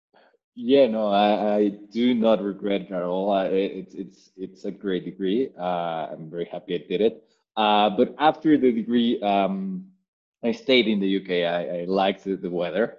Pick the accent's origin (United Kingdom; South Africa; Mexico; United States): Mexico; I am Mexican. I grew up in Mexico uh, all the way through through college